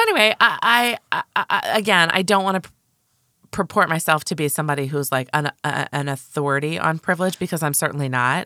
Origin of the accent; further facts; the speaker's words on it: United States; I'm a United States citizen, and I live in a state that has excellent social services